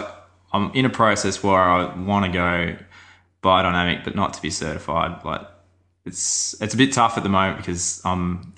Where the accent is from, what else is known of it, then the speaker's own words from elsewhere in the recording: Australia; So he was shocked that I used all these principles and I was from Australia